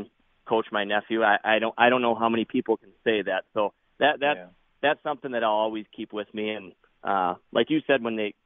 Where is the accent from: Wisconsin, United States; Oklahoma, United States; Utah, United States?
Wisconsin, United States; Prairie Farm; I grew up in Prairie Farm, which is half the size of Boyceville.